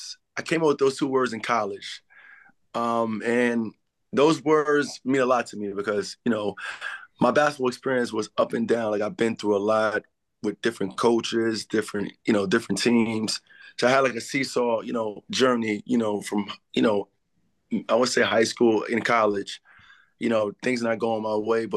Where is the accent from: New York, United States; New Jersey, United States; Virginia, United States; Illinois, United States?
New York, United States; New York City; I'm originally from the Bronx.